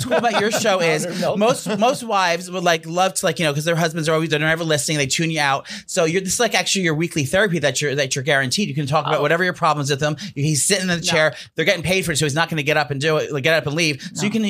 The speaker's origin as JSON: {"language": "English", "town": "Union", "region": "New Jersey", "country": "United States", "tie": "born or raised there", "said": "I grew up in Union, New Jersey."}